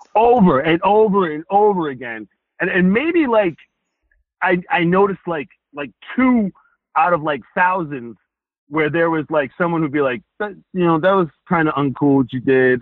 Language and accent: English; Rhode Island, United States; I grew up in Rhode Island. I know the walk, I know the talk